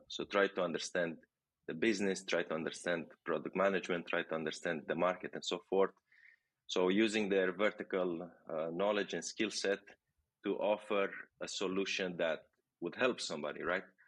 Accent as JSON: {"language": "English", "country": "Romania", "moved": "as an adult", "lives_now": "Barcelona, Spain", "said": "I'm from Romania."}